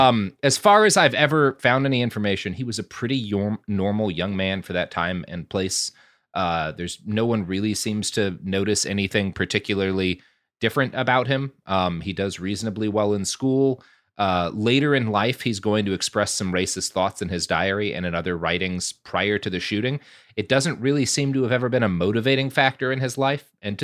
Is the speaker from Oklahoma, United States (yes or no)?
yes; Oklahoma, United States; which is about 2.5 hours from where I grew up in Oklahoma.